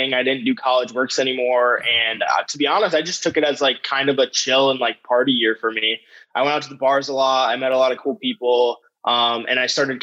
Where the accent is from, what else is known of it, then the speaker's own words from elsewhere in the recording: Michigan, United States; accent: slight Michigan accent; now in Arizona, United States; We're all from Michigan. You know, we have like a slight Michigan accent